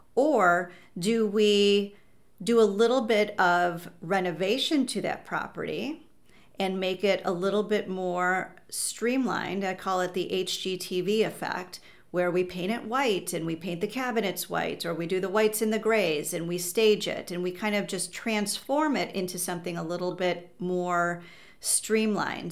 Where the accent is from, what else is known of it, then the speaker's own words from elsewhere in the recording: Chicago, Illinois, United States; I grew up in the North Shore of Chicago, and I went to college in the city, and I've been in the city ever since